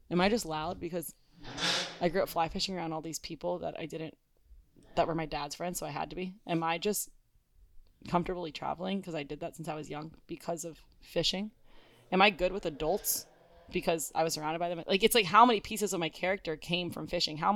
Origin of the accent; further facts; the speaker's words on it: Coral Springs, Florida, United States; Coral Springs. We're from mm-hmm. Coral Springs, Florida.